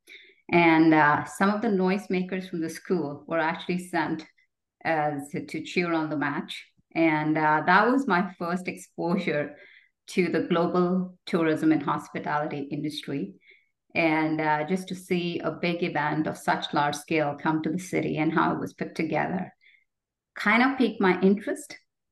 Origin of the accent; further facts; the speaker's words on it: Jaipur, Rajasthan, India; moved away as an adult; also born or lived in Jodhpur, India / New Delhi, India; now in Canada; I was born in India and grew up in the province of Rajasthan, first in Jodhpur, which is known as the Blue City. And then my father took a job in Jaipur, which is known as the Pink City.